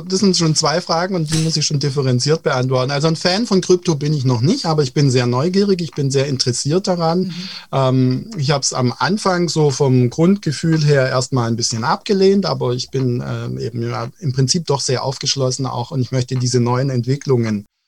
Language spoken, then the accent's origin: German; Baden-Württemberg, Germany; Ja, also wir sind ja aus Baden-Württemberg